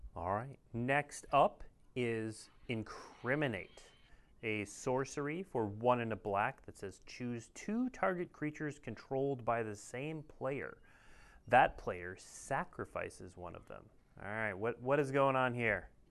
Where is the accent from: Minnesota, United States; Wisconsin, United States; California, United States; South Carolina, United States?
Minnesota, United States; I'm from Minnesota